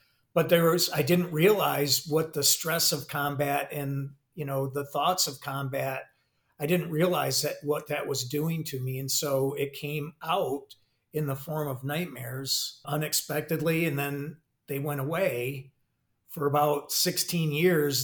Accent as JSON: {"language": "English", "region": "Michigan", "country": "United States", "moved": "as an adult", "said": "I'm originally from Michigan, went to Michigan State"}